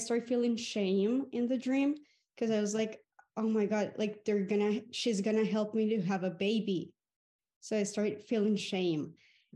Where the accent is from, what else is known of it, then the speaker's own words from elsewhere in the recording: Colombia; I'm from Colombia.